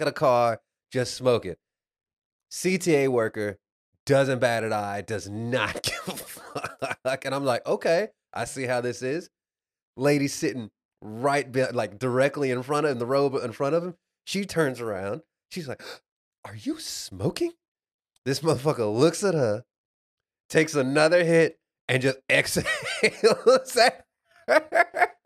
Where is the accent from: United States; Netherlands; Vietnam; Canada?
United States; Dallas, Texas; I'm from Dallas